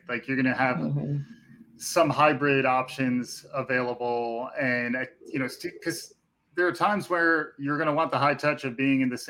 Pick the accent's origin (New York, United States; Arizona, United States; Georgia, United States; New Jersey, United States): New York, United States; as a New Yorker